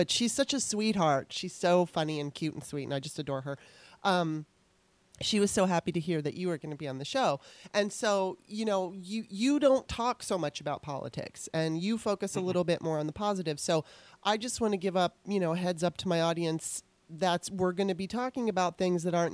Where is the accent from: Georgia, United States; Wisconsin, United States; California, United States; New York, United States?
California, United States; Los Angeles; moved away as an adult; now in Maryland, United States; I was born in Maryland. I lived in Maryland until I was 9 years old. And then my mom decided she wanted to move to Los Angeles, so we moved there. And I lived there all the way up until 2009.